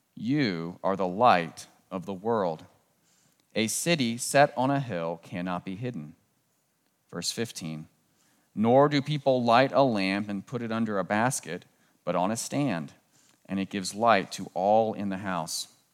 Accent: Southern Maryland, United States; moved away; I grew up in Southern Maryland, just southeast of Washington, D C

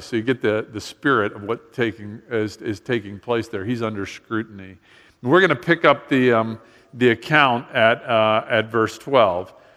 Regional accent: Miami, Florida, United States; I grew up in Miami

